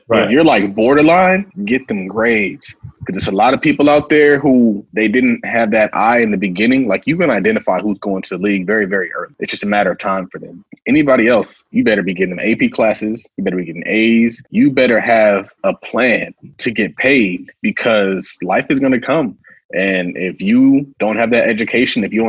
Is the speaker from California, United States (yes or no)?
yes; San Diego, California, United States; I'm from San Diego